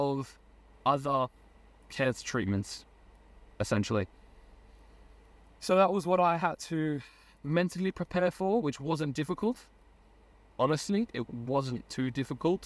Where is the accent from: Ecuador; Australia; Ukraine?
Australia; moved away as an adult; also born or lived in Germany / Hungary; I moved back to Australia from Germany and Hungary